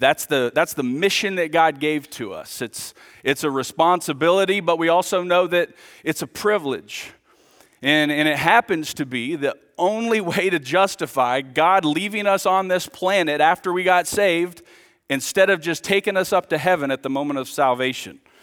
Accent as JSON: {"language": "English", "country": "United States", "tie": "born or raised there", "moved": "yes", "lives_now": "Villa Rica, United States", "said": "I grew up here. My dad was the pastor here for twenty-five years, so man, this is This is my hometown."}